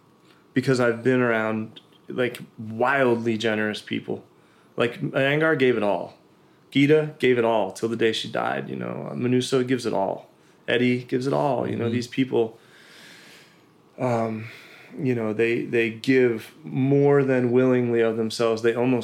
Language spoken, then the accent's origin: English; East Coast, United States; I was from the East Coast. Like, we grew up working, grinding, you know.